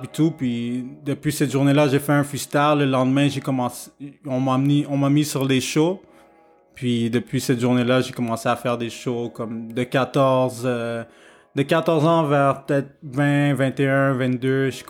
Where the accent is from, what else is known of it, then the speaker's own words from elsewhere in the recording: Montreal, Quebec, Canada; je suis né à Montréal, donc ici, c'est un gros melting pot